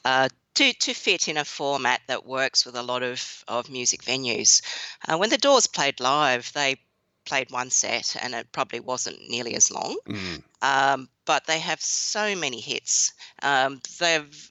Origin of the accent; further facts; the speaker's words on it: Western Australia, Australia; I grew up in Western Australia in a Chinese Australian family, and even though my parents are quite Aussie and embrace the Aussie lifestyle